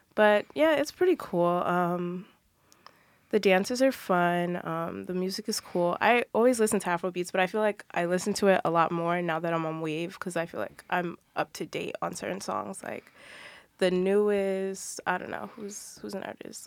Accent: New Jersey, United States; I'm from New Jersey

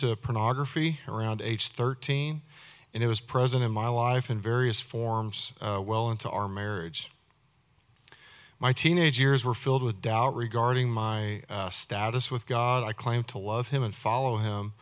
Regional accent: Oklahoma, United States; moved away; also born or lived in Texas; I was born in Oklahoma and raised there and in Texas

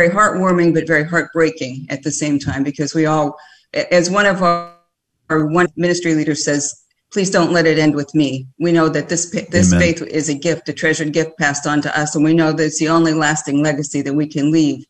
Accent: Texas, United States; I'm from Texas, belong to Prince of Peace

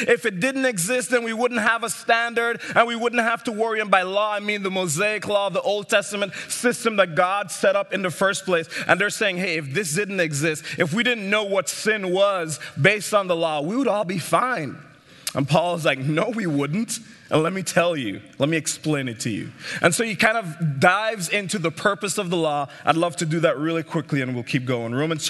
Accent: St. Martin; also born or lived in Jamaica; I grew up in the Caribbean, as you can tell by my accent. I was born in Jamaica, and then I grew up in St. Martin, Eastern Caribbean.

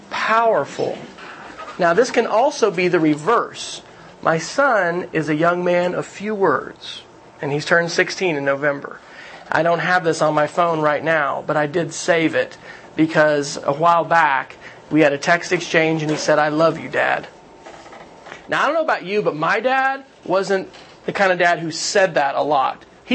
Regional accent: Kansas, United States; I grew up Air Force family, so my dad moved around. So, Kansas, where I grew up. You know, Lubbock, Texas, Oklahoma for the last 8 years. We're Okies, all right?

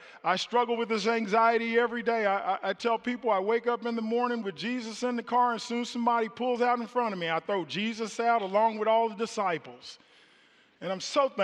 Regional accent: Kansas City, Missouri, United States; moved away; I was born in Kansas City, and I lived in the projects in Kansas City in public housing, and I remember the elementary school that I went

